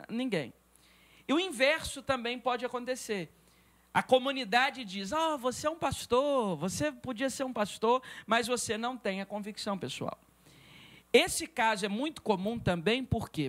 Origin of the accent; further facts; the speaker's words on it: Espírito Santo, Brazil; also born or lived in Governador Valadares, Minas Gerais; nasci em Minas Gerais, mas não morei naquele estado, apenas nasci, minha família precisou se mudar para o estado do Espírito Santo.